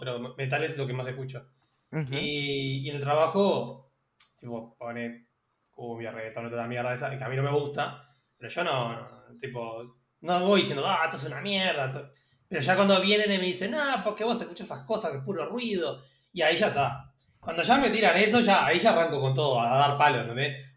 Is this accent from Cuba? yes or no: no; Uruguay; soy un uruguayo medio trucho porque no me gusta el mate